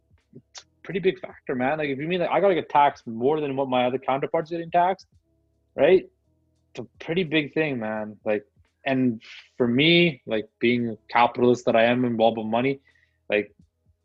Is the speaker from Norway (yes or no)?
no; Canada; me being Canadian